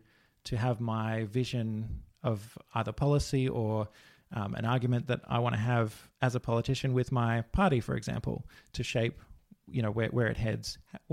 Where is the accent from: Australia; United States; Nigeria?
Australia; Victoria; We grew up in the Dandenong Ranges in Victoria, so quite connected to nature